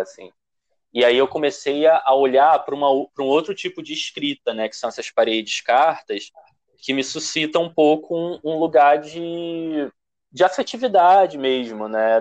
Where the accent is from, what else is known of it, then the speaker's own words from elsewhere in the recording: Rio de Janeiro, Brazil; Eu sou de Padre Miguel